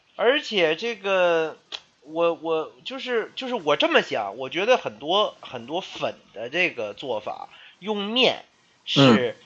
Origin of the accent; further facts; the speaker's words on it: Beijing, China; accent: Beijing dialect; 我们北京话讲就比较筋斗